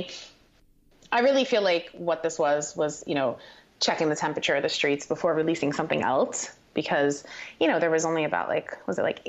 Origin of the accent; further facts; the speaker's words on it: Paterson, New Jersey, United States; also born or lived in Hawthorne, New Jersey; I grew up in northern New Jersey